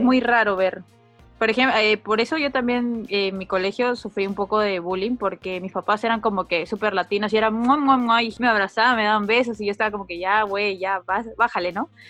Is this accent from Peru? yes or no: yes; Peru; now in Japan; en mi país, en, en Perú